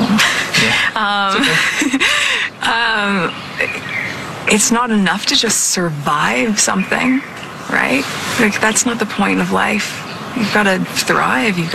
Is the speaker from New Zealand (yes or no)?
no; United States; moved away as an adult; now in United Kingdom; I'm American